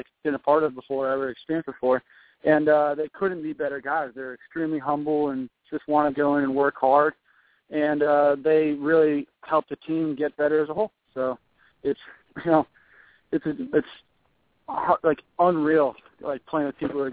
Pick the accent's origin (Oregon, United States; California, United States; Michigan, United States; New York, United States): California, United States; San Jose; play for my hometown team